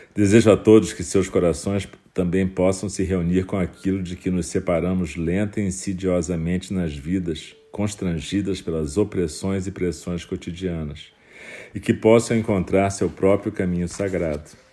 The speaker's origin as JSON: {"language": "Portuguese", "region": "Rio de Janeiro", "country": "Brazil", "tie": "born or raised there", "said": "um momento da minha infância, quando no Rio de Janeiro uma época"}